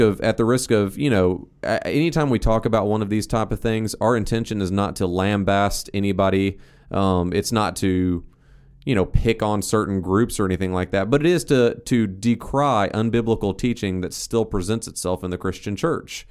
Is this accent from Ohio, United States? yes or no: yes; Northeast Ohio, United States; I grew up in Northeast Ohio